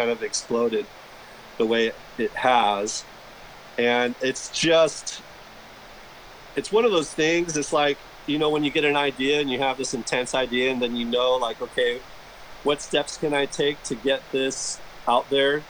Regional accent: San Diego, California, United States; moved away as an adult; also born or lived in New York; I was born and raised in San Diego. I live here now again

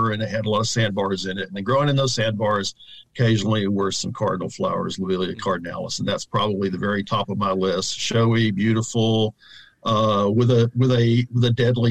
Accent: North Georgia, United States; I grew up in North Georgia in the foothills of the Appalachians

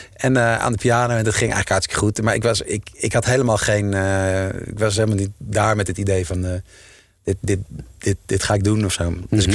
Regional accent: Utrecht, Netherlands; Ik kom uit Utrecht

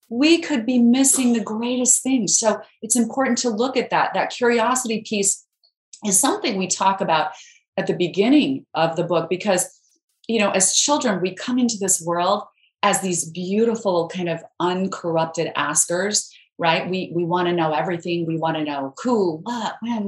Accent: Idaho, United States; I grew up in Idaho where we have a lot of potatoes, but no mangoes

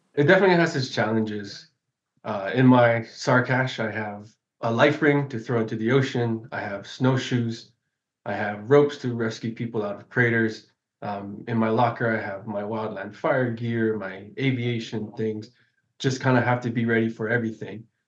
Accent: Kona, Hawaii, United States; I'm from Kona, which is on the other side of the island here.

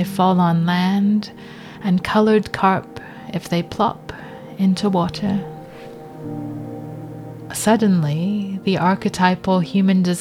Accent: Los Angeles, California, United States; when I was growing up in Los Angeles

